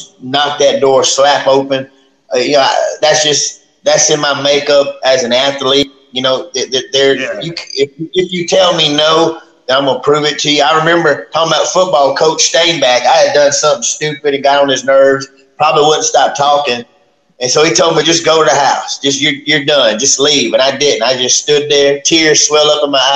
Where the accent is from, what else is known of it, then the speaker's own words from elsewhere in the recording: Oakdale, Louisiana, United States; I love Oakdale, and I'm not saying that because my dad's the mayor, but I love where I come from